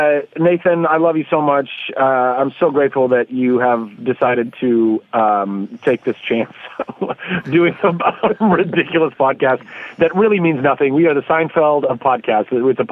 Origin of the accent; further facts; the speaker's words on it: Brampton, Ontario, Canada; now in Vancouver, Canada; Originally from Brampton, which is not something I'm very proud of, and then transplanted to the West Coast. I'm a Vancouver boy.